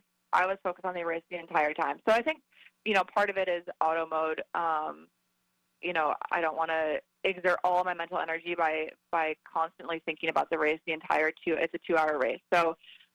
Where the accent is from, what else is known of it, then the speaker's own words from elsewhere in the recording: New York, United States; moved away as an adult; also born or lived in California; now in North Carolina, United States; I grew up in New York